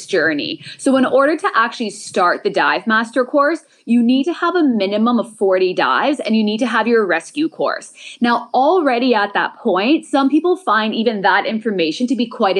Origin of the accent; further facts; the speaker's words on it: Montreal, Quebec, Canada; moved away as an adult; now in Thailand; I'm from Montreal, Canada. I've now been living out in Thailand for about 7 years.